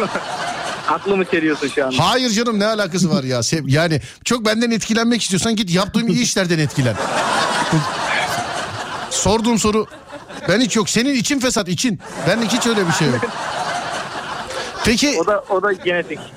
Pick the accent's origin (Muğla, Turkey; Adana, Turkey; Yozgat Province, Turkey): Muğla, Turkey; Köyceğiz; Ben Muğla, Muğla Köyceğiz abicim.